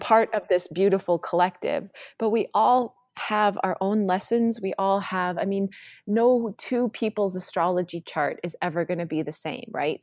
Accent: North Dakota, United States; moved away as an adult; also born or lived in Washington, D.C. / Los Angeles; I grew up in North Dakota

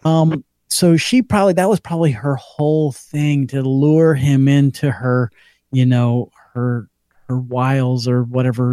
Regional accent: Georgia, United States

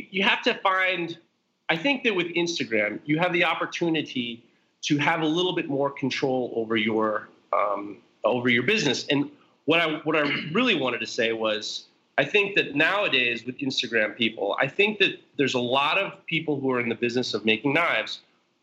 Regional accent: Westchester, New York, United States; I'm from Westchester, New York. I'm from the Hudson Valley.

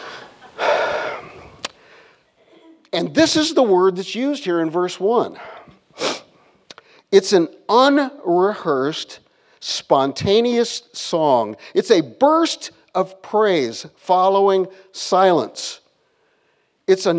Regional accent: Iowa, United States; moved away as an adult; I grew up in Iowa and lakes freeze there

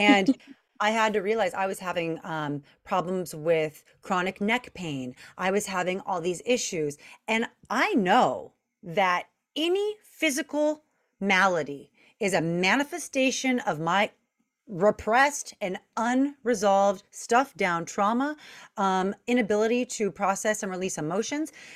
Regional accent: Long Beach, California, United States; I'm from Long Beach, California

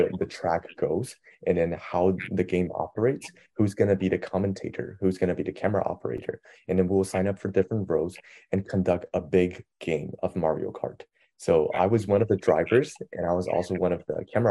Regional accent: China; now in United States; hey, I'm from China. Like, I speak perfect Mandarin.

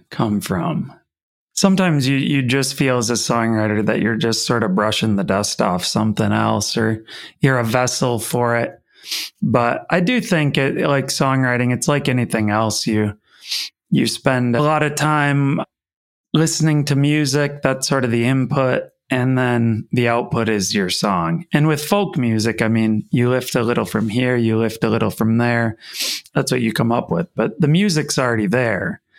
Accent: Wisconsin, United States

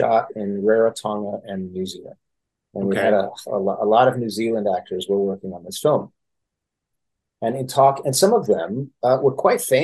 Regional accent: Fresno, California, United States; I grew up in Fresno, California.

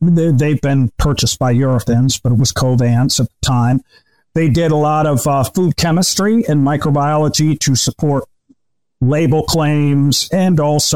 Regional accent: Michigan, United States; also born or lived in New York; I'm from Michigan

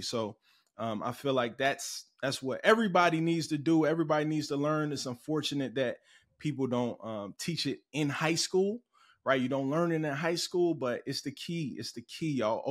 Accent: Cincinnati, Ohio, United States; moved away; also born or lived in Chicago, Illinois; I'm originally from Cincinnati, Ohio

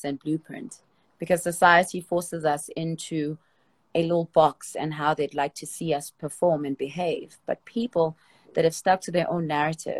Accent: Soweto, Gauteng, South Africa; I come from Soweto. And if you don't know what Soweto is in Soweto, it's like the projects in South Africa.

